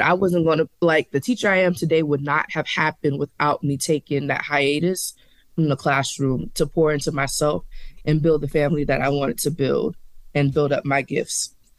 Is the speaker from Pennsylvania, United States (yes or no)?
no; Charleston, South Carolina, United States; now in Nashville, United States; from Charleston, South Carolina, representing eight four three all day long.